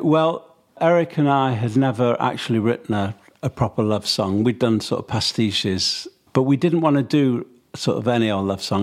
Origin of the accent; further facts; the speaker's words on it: Manchester, North West England, United Kingdom; growing up in Manchester, sort of during my early teens